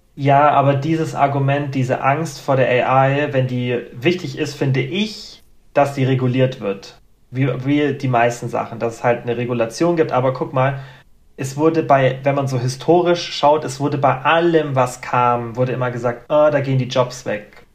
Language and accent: German; Germany; bei uns in Deutschland